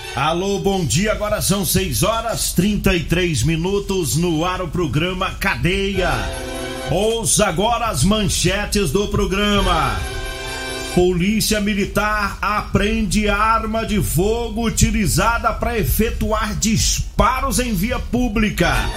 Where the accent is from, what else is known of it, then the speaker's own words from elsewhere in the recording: Rio Verde, Goiás, Brazil; moved away; also born or lived in Goiânia; eu nasci no Rio Verde